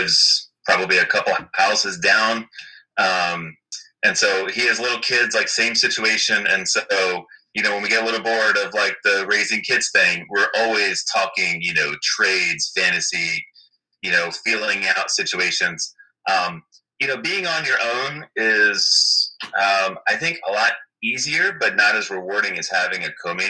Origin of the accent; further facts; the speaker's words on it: Miami, Florida, United States; moved away as an adult; now in Washington, D.C., United States; born and raised in Miami, Florida